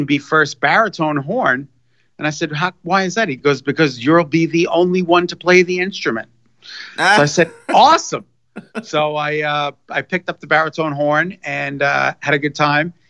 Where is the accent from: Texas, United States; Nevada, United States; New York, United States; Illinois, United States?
New York, United States; Commack; now in Connecticut, United States; I grew up in Commack, Long Island, home of Rosie O'Donnell